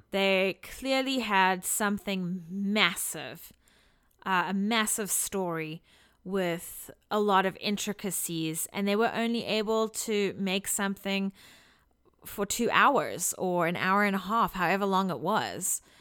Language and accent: English; South Africa; now in Washington, United States; I come from South Africa